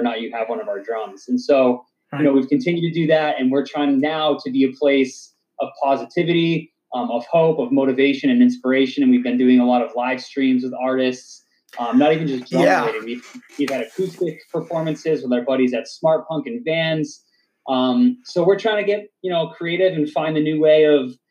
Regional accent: Dudley, Massachusetts, United States; also born or lived in Southbridge, Massachusetts; I grew up in Dudley and I still live in Dudley

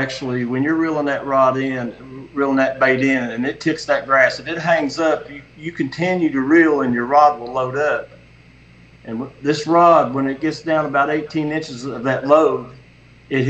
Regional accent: Wayne County, West Virginia, United States; now in Bluefield, United States; I'm from Bluefield, West Virginia, Wayne County originally in West Virginia

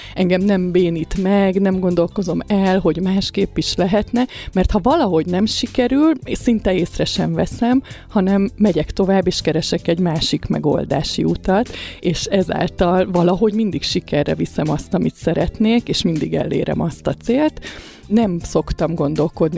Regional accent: Kaposvár, Somogy, Hungary; moved away; also born or lived in Budapest; én Kaposvári vagyok eredetileg

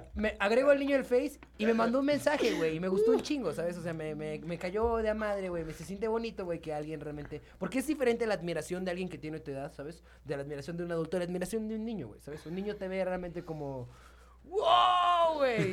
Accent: San Luis Potosí, Mexico; now in Mexico City, Mexico; soy de San Luis

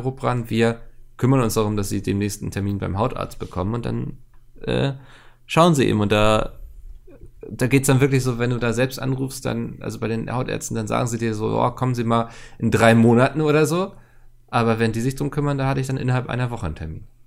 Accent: Germany; ich bin sehr oft früher in Lüneburg gewesen, weil das von meiner Heimatstadt wirklich ein, ich will fast sagen, Katzensprung war

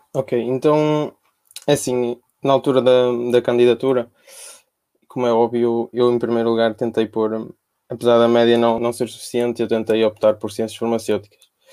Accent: Porto, Norte, Portugal; eu sou cá do Porto

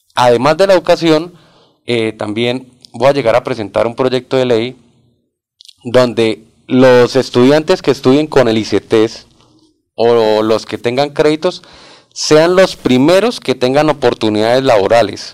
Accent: Barbosa, Santander, Colombia; soy oriundo de Barbosa, Santander, un pueblo

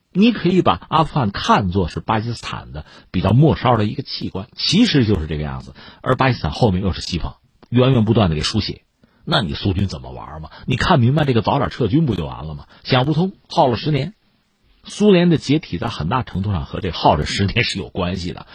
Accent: China; 我们作为中国人

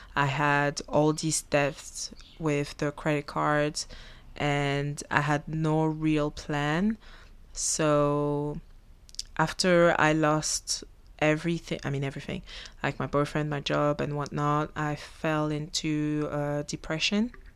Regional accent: Belgium; first language French; English is a second language; moved away as an adult; also born or lived in Africa; now in Australia; I was born in Africa and then we moved to Belgium. I was only three years old

